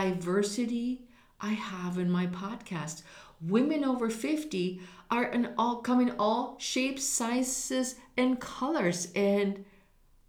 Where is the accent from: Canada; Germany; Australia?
Germany; now in United States; I was raised in Germany where an underlying racial bias around people of color existed.